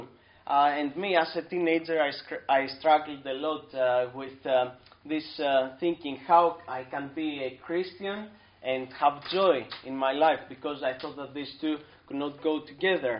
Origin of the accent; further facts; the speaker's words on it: Athens, Attica, Greece; moved away as an adult; now in United States; I was born and raised in Athens, Greece